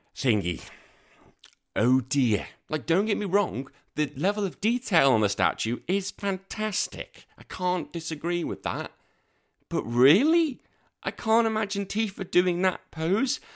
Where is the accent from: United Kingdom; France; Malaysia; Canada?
United Kingdom; Birkenhead, North West England; also born or lived in Liverpool; now in Australia; my hometown is Tranmere Rovers. That's my hometown. My home city is Liverpool and Everton